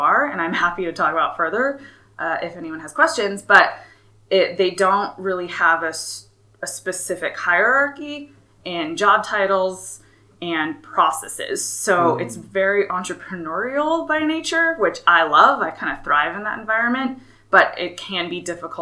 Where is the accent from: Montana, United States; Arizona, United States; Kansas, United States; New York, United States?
Arizona, United States; Flagstaff; moved away; growing up in Flagstaff